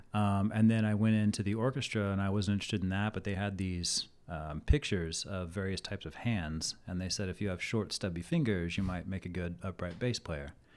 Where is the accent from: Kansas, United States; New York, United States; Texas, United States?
Kansas, United States; Olathe; moved away as an adult; now in Arizona, United States; I grew up in Olathe, Kansas, which is a suburb of Kansas City.